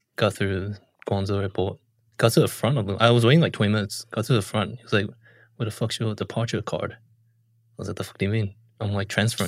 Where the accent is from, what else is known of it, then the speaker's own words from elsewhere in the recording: New Zealand; I'm from New Zealand